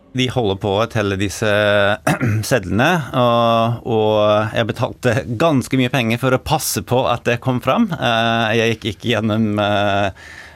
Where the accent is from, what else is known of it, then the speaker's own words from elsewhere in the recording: New York, United States; Norwegian is a second language; moved away as an adult; also born or lived in Norway; now in Oslo, Norway; Født og oppvokst i New York og har flyttet til Norge i 2014